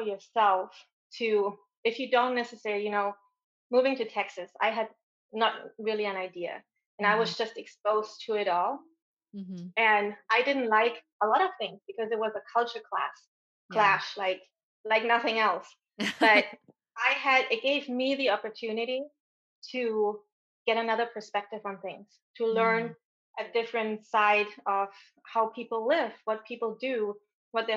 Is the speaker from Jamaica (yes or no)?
no; Germany; accent: German; English is a second language; moved away as an adult; I'm originally from Germany. If you haven't heard the accent yet, it's going to come out.